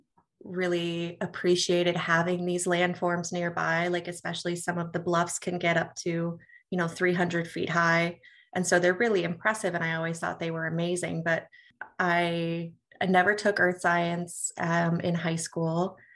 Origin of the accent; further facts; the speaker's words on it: Port Washington, Wisconsin, United States; So I grew up in Wisconsin near the Port Washington area, so southeastern Wisconsin